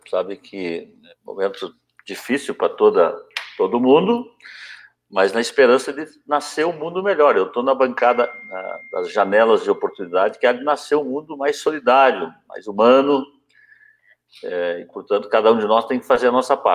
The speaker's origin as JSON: {"language": "Portuguese", "town": "Piracanjuba", "region": "Goiás", "country": "Brazil", "said": "Eu sou de Piracanjuba, é, uma cidadezinha do sul de Goiás"}